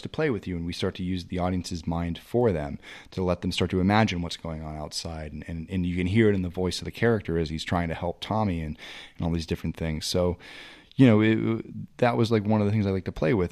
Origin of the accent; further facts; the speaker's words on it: New England, United States; I'm from New England